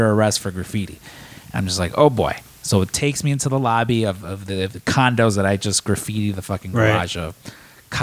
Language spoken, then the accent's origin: English; Chicago, Illinois, United States; growing up in Chicago, mm-hmm. like, you know, as growing up as a Mexican in Chicago